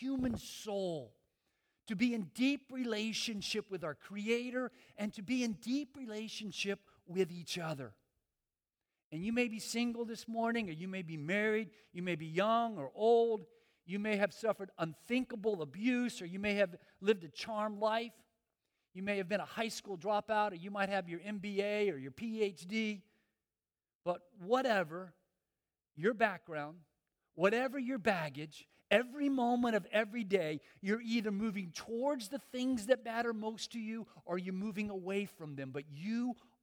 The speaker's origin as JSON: {"language": "English", "town": "Miami", "region": "Florida", "country": "United States", "said": "And I'm from Miami. I'm from South Florida"}